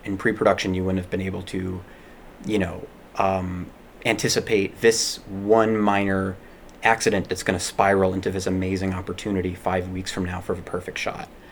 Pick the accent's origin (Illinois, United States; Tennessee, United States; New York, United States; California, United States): Illinois, United States; Chicago; I grew up in Chicago and went to school in Chicago